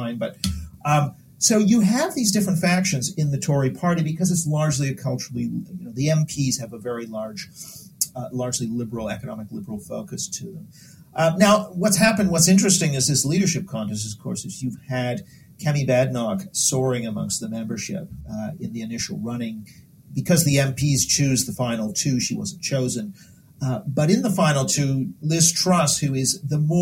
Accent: Canada; I'm Canadian

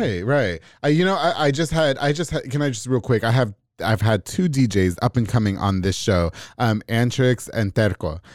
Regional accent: New York, United States; now in Waco, United States; I'm from New York

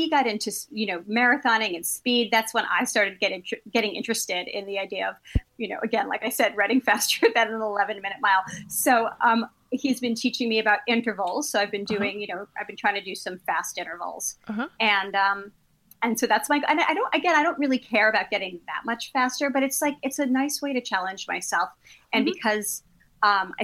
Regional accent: New York City, New York, United States; I grew up in Brooklyn

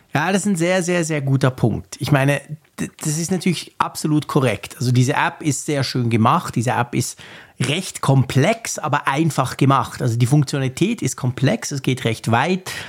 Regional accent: Switzerland; als Schweizer

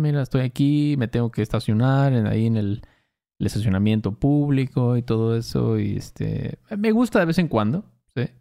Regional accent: Veracruz, Mexico; Cuando éramos morros en Veracruz

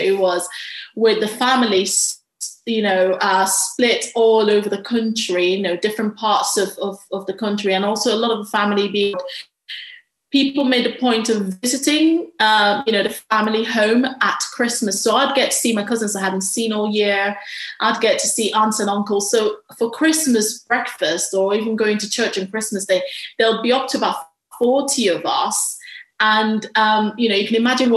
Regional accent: Nigeria; moved away; Growing up in Nigeria

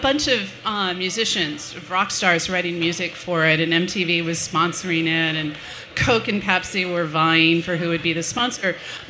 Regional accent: United States; and really had to give up art because I'm an American.

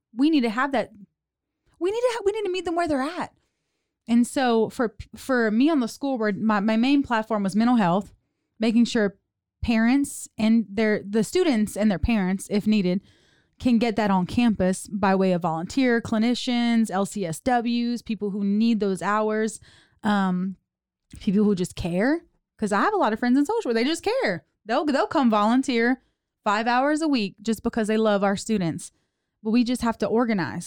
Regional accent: South Louisiana, United States; also born or lived in Houston; now in Waco, United States; I was born and raised in South Louisiana, Cajun girl

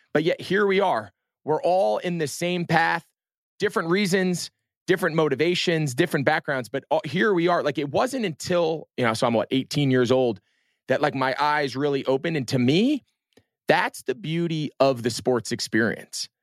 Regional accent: Northeast, United States; grew up in the Northeast.

